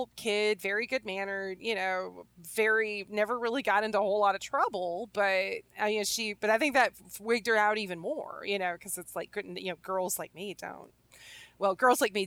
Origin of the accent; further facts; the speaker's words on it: the Bible Belt, United States; I grew up in the Bible Belt